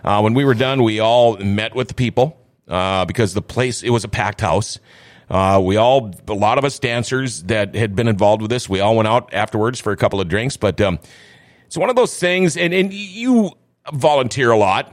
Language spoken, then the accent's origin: English; Crookston, Minnesota, United States; moved away; also born or lived in Thief River Falls; Originally, I'm from Crookston